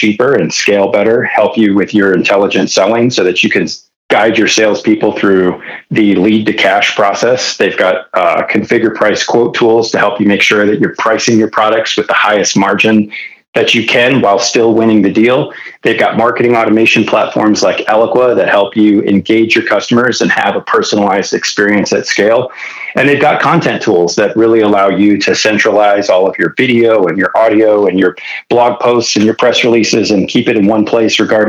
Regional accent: Detroit, Michigan, United States; now in California, United States; before I moved to California, I was born and raised in Detroit

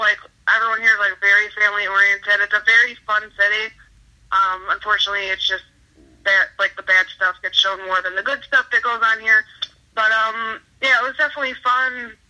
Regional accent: Chicago, Illinois, United States; But yeah, so growing up in Chicago was fun.

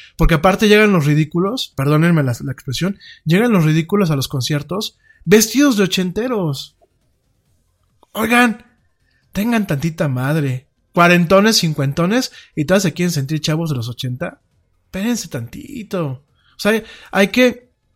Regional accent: Mexico

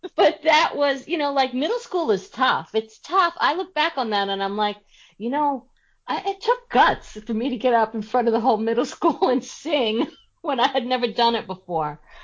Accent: Long Island, New York, United States; I grew up on Long Island

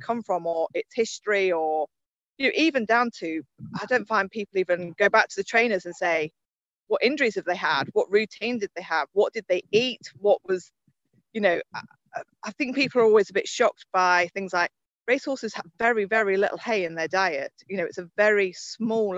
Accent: Suffolk, East of England, United Kingdom; I grew up in Suffolk, not too far away from Newmarket

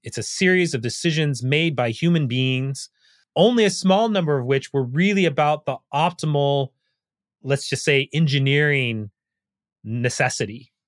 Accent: United States; as an American

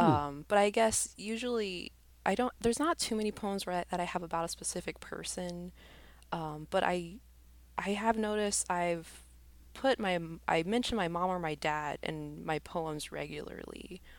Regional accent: Arizona, United States; there's three girls that I grew up with here in Arizona

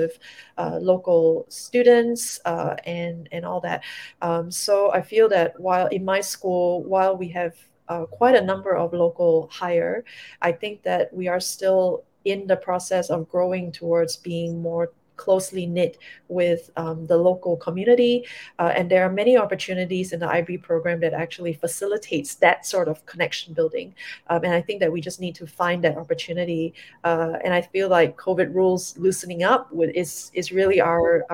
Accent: Singapore; as a Singaporean

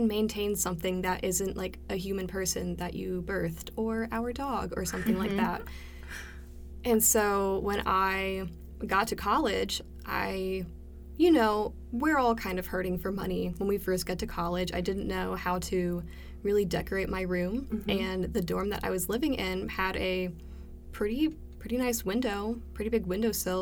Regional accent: Maryland, United States; now in Cleveland, Tennessee, United States; I was born in Maryland, and I lived in the same house for my whole life

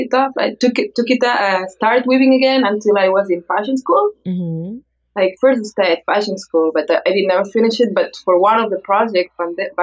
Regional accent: Barcelona, Catalonia, Spain; English is a second language; moved away as an adult; now in Asheville, United States; I'm from Barcelona, Spain, and I've been living in Asheville, North Carolina for the last almost 5 years.

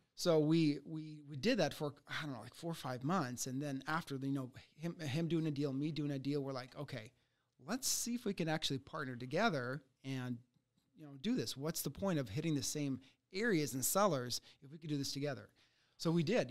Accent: United States; also born or lived in Ukraine; I came here when I was six years old from Ukraine.

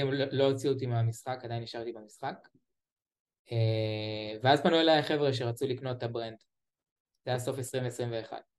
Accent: Beersheba, Southern District, Israel; אני מבאר שבע.

